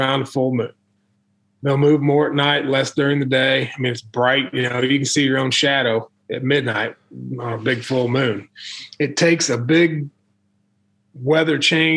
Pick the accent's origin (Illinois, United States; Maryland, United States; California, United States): Illinois, United States; moved away as an adult; also born or lived in Missouri; I grew up in Illinois, hunted the Illinois River